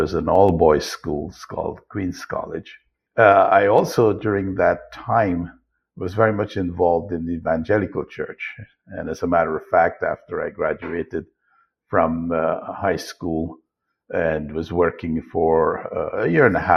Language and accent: English; Guyana; I was born in Guyana, which was then British Guyana. It's now Guyana, to a very poor family, single mother with four siblings.